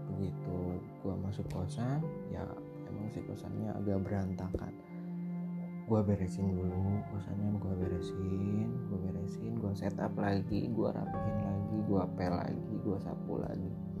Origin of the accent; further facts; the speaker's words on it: Bandung, West Java, Indonesia; saya dari Bandung